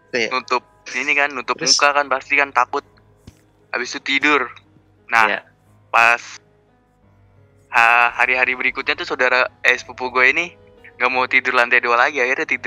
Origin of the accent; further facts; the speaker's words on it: Pekanbaru, Riau, Indonesia; born there; banget kan gue lahirnya di Pekanbaru cok